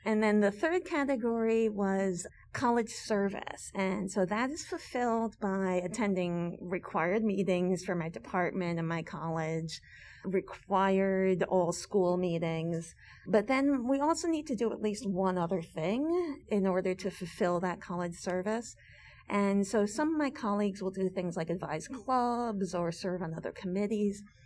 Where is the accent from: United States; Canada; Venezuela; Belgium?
United States; New York City, New York; moved away as an adult; also born or lived in Amherst, Massachusetts; I had a very solidly middle class life growing up in New York City.